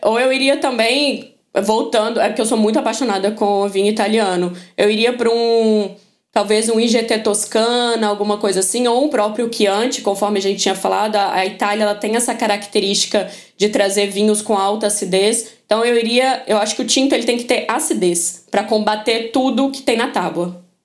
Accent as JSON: {"language": "Portuguese", "region": "Minas Gerais", "country": "Brazil", "said": "Eu sou mineira"}